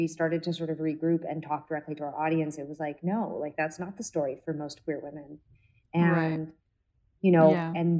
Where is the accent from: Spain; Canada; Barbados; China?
Canada; we come from Canada and had certain privileges